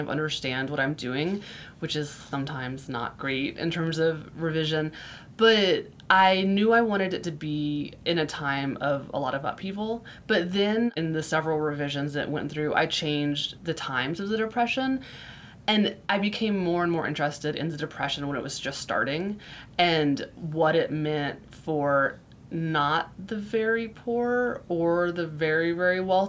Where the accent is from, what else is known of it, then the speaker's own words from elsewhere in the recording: Florida, United States; moved away; I grew up in Florida, which is very flat